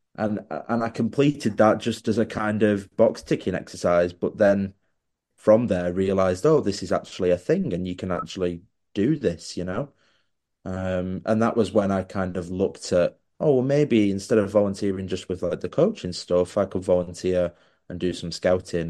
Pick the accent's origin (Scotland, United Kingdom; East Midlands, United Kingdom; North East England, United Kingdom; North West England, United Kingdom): North West England, United Kingdom; Wigan; I was born in Wigan